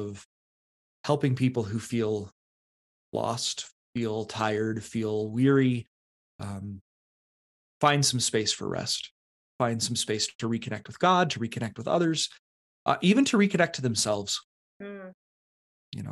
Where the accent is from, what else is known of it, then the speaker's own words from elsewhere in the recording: eastern Colorado, United States; also born or lived in Canon City, Colorado; I grew up in Colorado, not in the mountains, out in the east